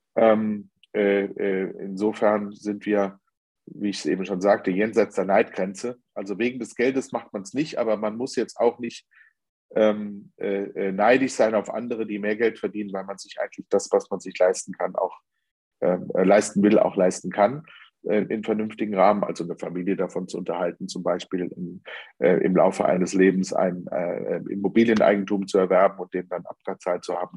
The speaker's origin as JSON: {"language": "German", "country": "Germany"}